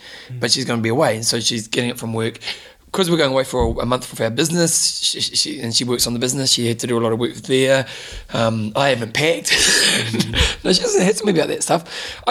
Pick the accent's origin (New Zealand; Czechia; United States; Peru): New Zealand; I'm from New Zealand. I am from New Zealand.